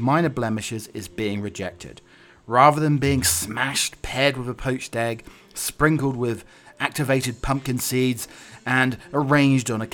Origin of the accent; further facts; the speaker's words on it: England, United Kingdom; now in United States; I have to go across two different pronunciations, my English self and living in America